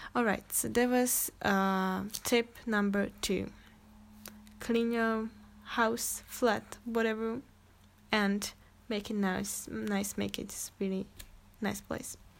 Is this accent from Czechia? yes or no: yes; Czechia; English is a second language; I'm actually Czech, like I'm from Czech Republic, so sometimes or most of the time I'm gonna probably struggle with English